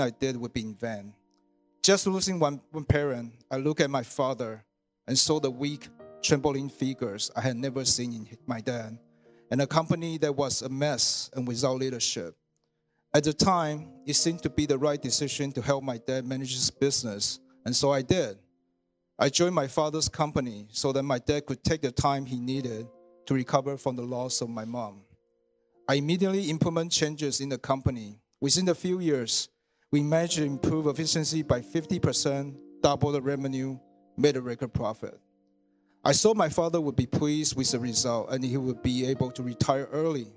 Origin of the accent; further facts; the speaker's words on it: Taiwan; moved away as an adult; now in Canada; I was born in Taiwan, and I came to Canada to study engineering in 1998.